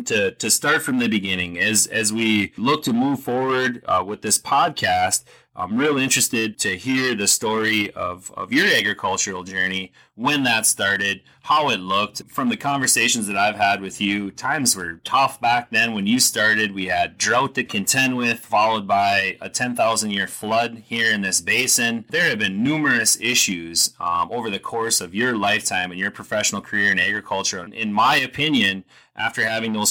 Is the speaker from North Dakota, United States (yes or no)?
yes; Warwick, North Dakota, United States; I'm sitting here just north of my hometown of Warwick